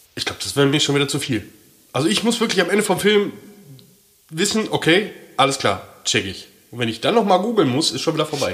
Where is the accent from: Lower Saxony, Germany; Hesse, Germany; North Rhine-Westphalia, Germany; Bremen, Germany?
North Rhine-Westphalia, Germany; Ruhr area; ich komme aus dem Ruhrpott